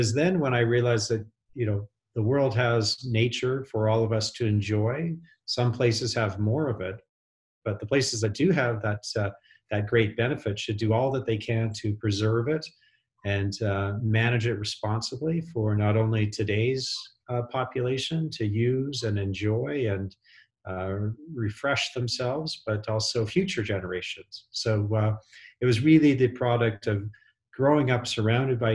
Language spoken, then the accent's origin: English; Western Canada, Canada; I grew up in Western Canada